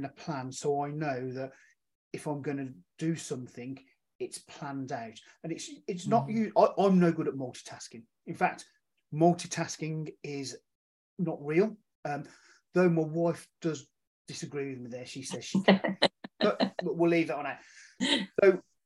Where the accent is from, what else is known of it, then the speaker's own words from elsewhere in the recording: Birmingham, West Midlands, United Kingdom; now in Whitchurch, United Kingdom; I'm from the UK. I'm originally from Birmingham, but now living in a small town in Whitchurch called Shropshire called Whitchurch